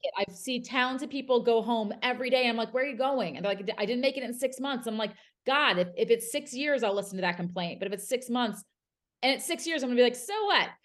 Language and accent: English; New Jersey, United States; moved away; I'm from South Jersey.